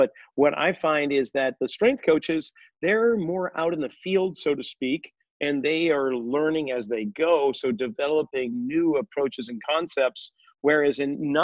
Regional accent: outside of Boston, Massachusetts, United States; born or raised there; moved away

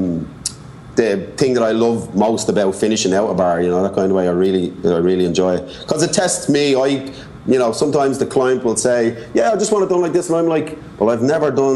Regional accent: Dublin, Leinster, Ireland; moved away as an adult; now in New York, United States; I'm from Dublin

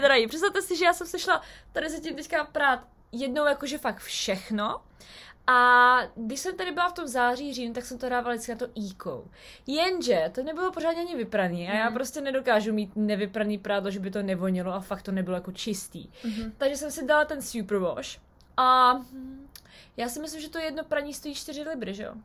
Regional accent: Czechia; now in United Kingdom; u nás v Čechách

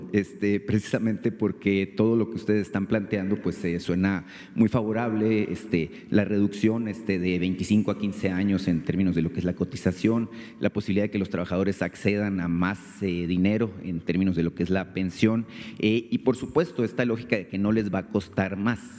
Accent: Sonora, Mexico; Vengo de Sonora

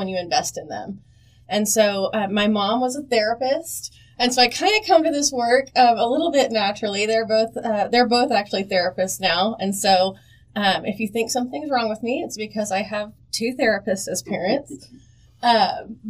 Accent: Southwest Oklahoma, United States; I grew up in Southwest Oklahoma in a really small town

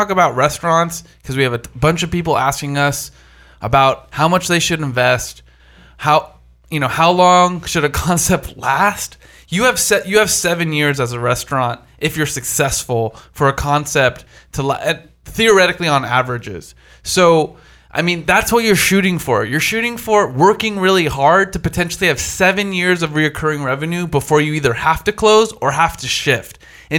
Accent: East Coast, United States; I'm from the East Coast, I'm a bit aggressive, and my shit's going to be dope.

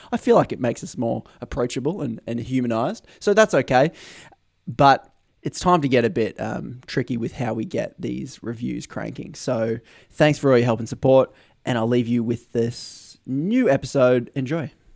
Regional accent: Australia; As an Australian

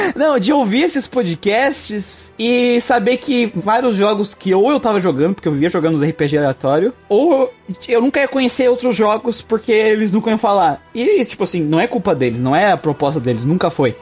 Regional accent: Brazil; eu sou brasileiro

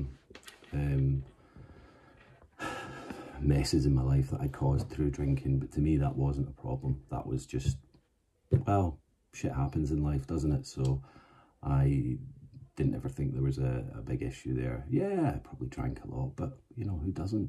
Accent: Glasgow, Scotland, United Kingdom; moved away as an adult; also born or lived in Aberdeen / Cambridgeshire / Manchester / Isle of Man; growing up in Glasgow in, you know, the 90s

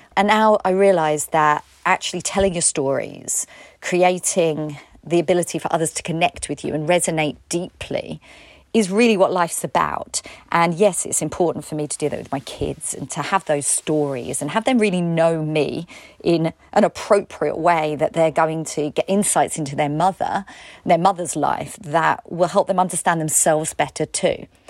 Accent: United Kingdom; I'm British

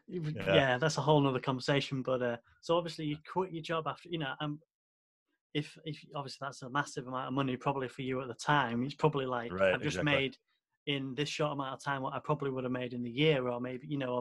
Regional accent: England, United Kingdom; born or raised there

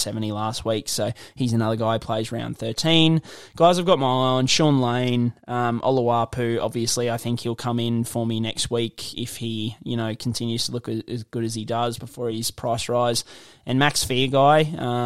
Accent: Gympie, Queensland, Australia; went to school in Gympie

